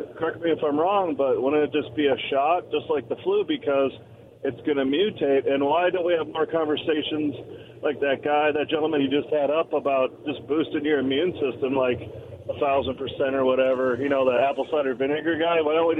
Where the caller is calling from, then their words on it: Richland, Washington, United States; from Richland.